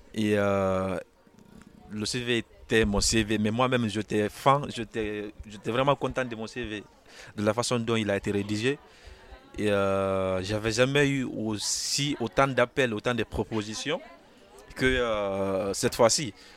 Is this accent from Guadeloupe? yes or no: no; Guinea; now in France; Je viens de la Guinée